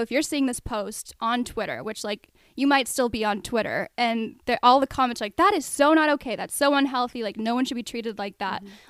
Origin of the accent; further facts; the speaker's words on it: Colorado, United States; moved away as an adult; also born or lived in Arizona; I mostly grew up in Colorado.